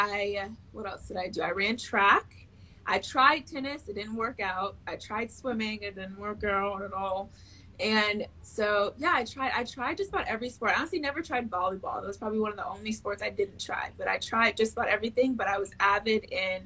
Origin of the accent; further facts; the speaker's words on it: Oldsmar, Florida, United States; I began playing at Oldsmar Little League, where I'm from. I'm from Florida, so it was in Oldsmar, Florida